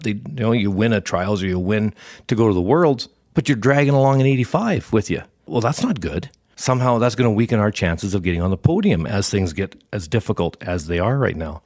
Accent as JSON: {"language": "English", "country": "Canada", "said": "we're Canadian"}